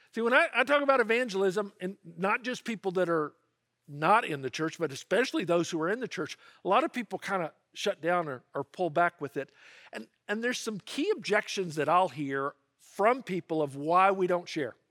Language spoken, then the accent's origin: English; Memphis, Tennessee, United States; I grew up in Memphis, Tennessee, and if you're a Memphian